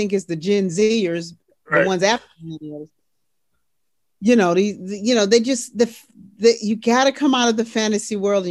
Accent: Harvey, Illinois, United States; I grew up in Harvey, Illinois, out suburb of Chicago

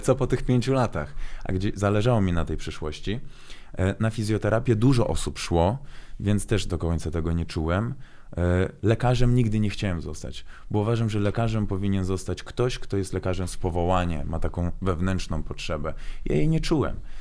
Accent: Włocławek, Kuyavian-Pomeranian Voivodeship, Poland; Polish is a second language; moved away as an adult; also born or lived in Baku, Azerbaijan; now in Warsaw, Poland; kocham Włocławek, tam się wychowałem, mam tam e, rodzinę, przyjaciół

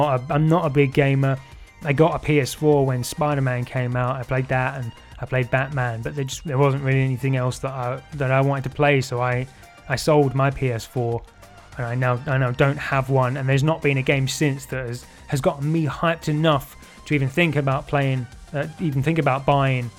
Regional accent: Colchester, East of England, United Kingdom; my hometown of Colchester in Essex

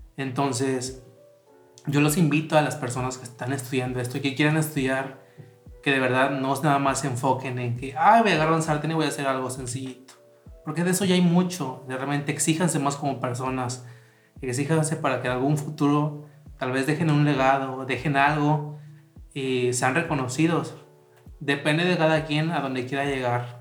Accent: Tantoyuca, Veracruz, Mexico; del lugar en donde yo nací y una parte que me hacía sentir orgulloso de ser de Tantoyuca

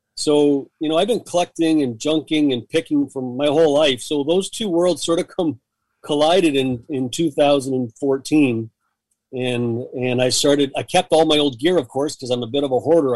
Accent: Hamilton, Ontario, Canada; moved away as an adult; now in Ottawa, Canada; growing up in Hamilton, Southern Ontario

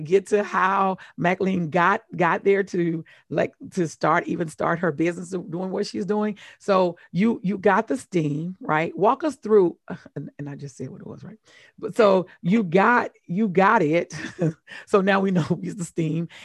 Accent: Mississippi, United States; I'm from Mississippi

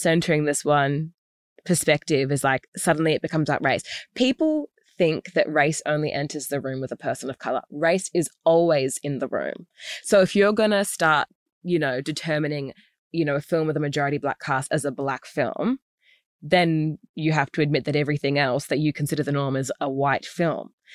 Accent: Australia; also born or lived in United States

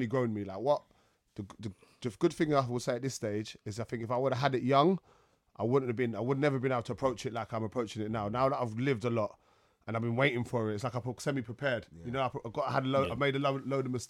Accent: London, United Kingdom; I came from Peckham. Yeah, yeah. I went to school in Dulwich, Kingsdale

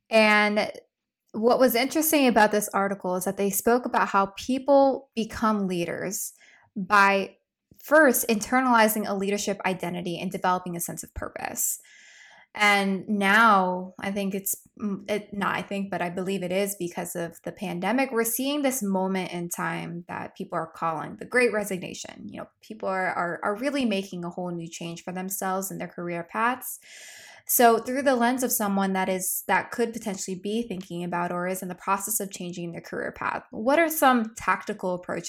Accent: Philippines; And being a Filipino woman, there's a lot of stigmas out there.

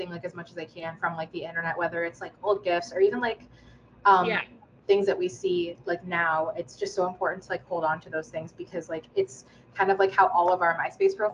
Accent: United States; shit that you just kind of like inherently learn by like being in the growing up in the United States.

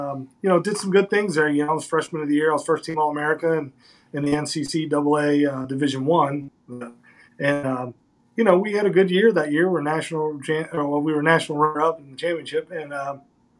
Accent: Northern Kentucky, United States; I'm from Northern Kentucky, 10, 15 minutes away from Cincinnati, Ohio. I went to a school called Boone County High School

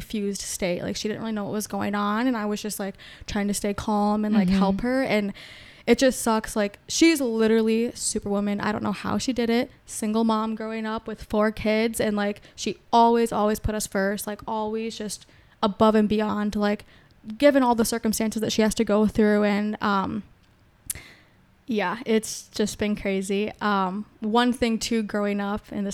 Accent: Prior Lake, Minnesota, United States; I grew up in Prior Lake. I guess also 2 other cities having like divorced parents

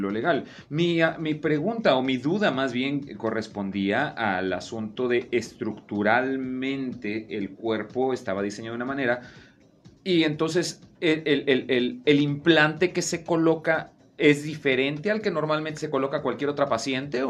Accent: Veracruz, Mexico; yo soy de, el sur, yo soy de Veracruz

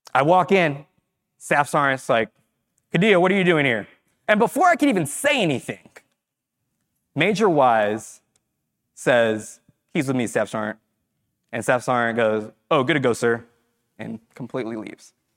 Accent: Fresno, California, United States; moved away as an adult; I grew up in Fresno

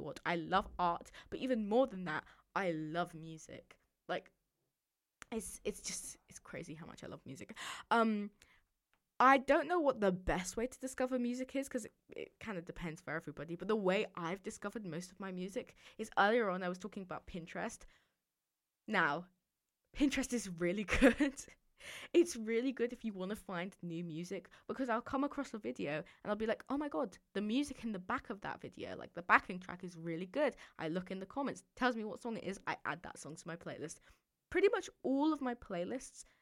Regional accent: London, United Kingdom; also born or lived in Dorset (boarding school); I'm from London

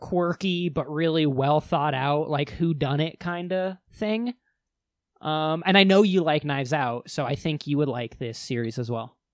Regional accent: United States

